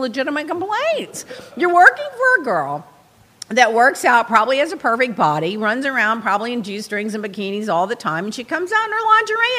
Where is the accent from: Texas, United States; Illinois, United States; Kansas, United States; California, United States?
Texas, United States; I'm from Texas